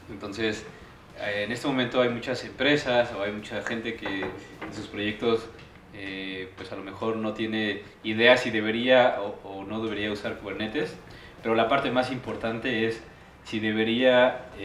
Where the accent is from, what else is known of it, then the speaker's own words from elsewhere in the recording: Celaya, Guanajuato, Mexico; eh, vengo de Celaya, Guanajuato. estudié en el Tecnológico de Celaya